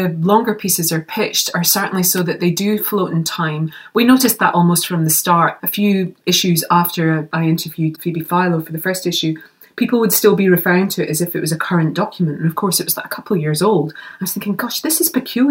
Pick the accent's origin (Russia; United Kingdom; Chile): United Kingdom; Scotland; as a Scottish girl.